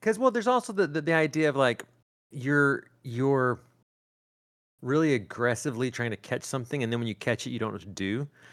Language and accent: English; Northeast Arkansas, United States; growing up in the Northeast Arkansas